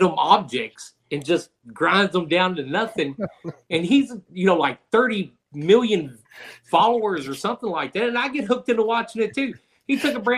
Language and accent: English; Louisville, Kentucky, United States; now in Southwest Missouri, United States; I grew up in Louisville, Kentucky